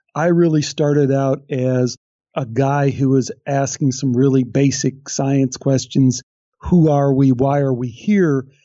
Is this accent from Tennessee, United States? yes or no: no; Chicago, Illinois, United States; I'm from Chicago